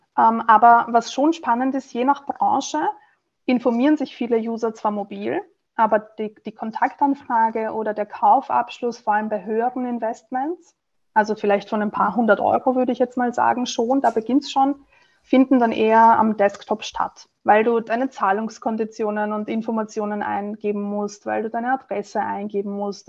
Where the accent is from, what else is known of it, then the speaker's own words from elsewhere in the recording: Vienna, Austria; also born or lived in Italy; als Wienerin